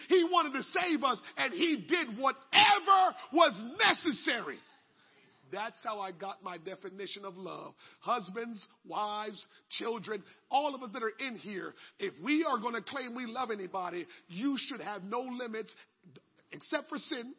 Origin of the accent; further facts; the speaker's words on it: Jamaica; moved away; When I grew up in Jamaica and you want to get baptized, you had to bring your own clothes.